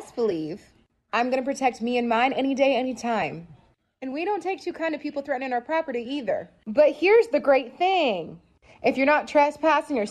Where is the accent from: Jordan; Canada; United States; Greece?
United States; Texas; I'm from Texas